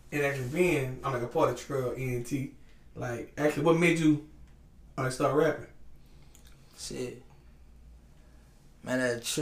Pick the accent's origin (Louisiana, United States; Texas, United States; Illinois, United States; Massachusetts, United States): Louisiana, United States; Baton Rouge; I'm from Baton Rouge, Louisiana, East Baton Rouge, Louisiana.